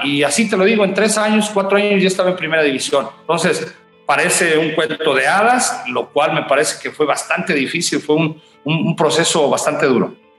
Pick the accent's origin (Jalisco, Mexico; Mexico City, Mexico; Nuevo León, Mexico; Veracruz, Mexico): Jalisco, Mexico; Teocuitatlán de Corona; de mi pueblo natal, Teocuitatlán, a Guadalajara, estamos a una hora